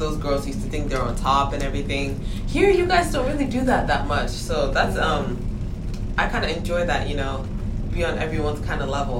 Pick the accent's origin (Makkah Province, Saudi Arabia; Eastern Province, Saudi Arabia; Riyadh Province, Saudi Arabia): Eastern Province, Saudi Arabia; Dhahran; also born or lived in Nigeria; my hometown is now, well, we don't have towns in Saudi Arabia, but yeah. The place I was in is called Dahran, and basically I really liked the community because since I'm Nigerian